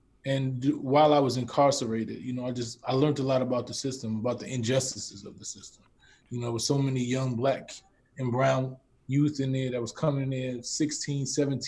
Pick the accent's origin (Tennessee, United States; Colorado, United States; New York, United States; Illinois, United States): New York, United States; New York City; born and raised in the Bronx